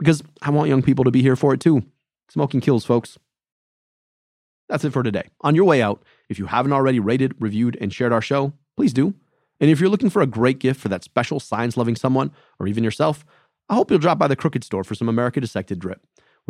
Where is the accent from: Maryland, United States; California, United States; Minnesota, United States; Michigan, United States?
Michigan, United States; my home state of Michigan